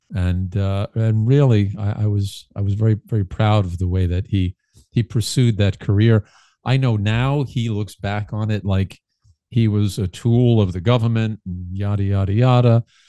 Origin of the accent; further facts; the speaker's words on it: New York City, New York, United States; growing up in Brooklyn, uh, growing and raised